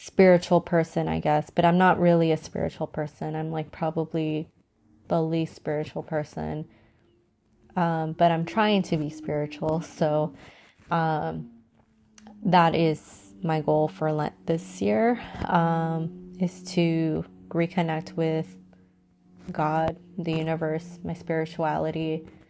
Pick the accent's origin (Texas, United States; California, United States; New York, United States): California, United States; San Diego; I'm from San Diego, so San Diego is known to have, like, the most beautiful weather